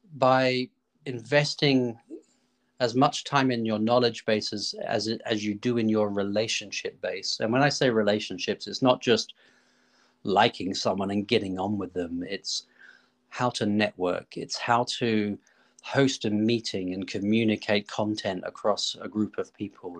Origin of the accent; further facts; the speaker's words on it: Australia; moved away; where I grew up in Australia